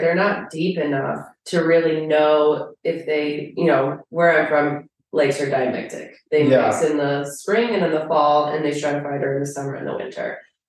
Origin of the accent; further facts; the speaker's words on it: New York, United States; moved away; because I'm from New York